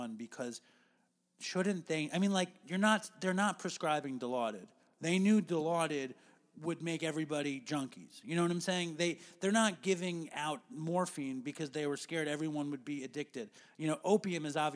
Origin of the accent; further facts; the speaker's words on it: New York City, New York, United States; I grew up in New York City.